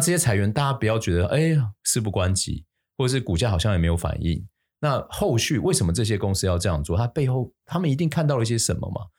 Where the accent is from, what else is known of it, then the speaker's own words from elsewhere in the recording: Taiwan; 我们台湾人